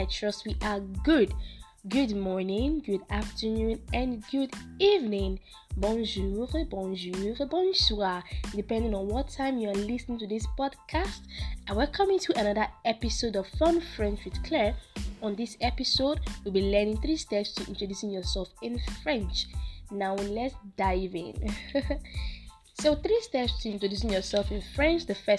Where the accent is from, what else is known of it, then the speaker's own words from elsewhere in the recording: Nigeria; So for the fact that I'm a Nigerian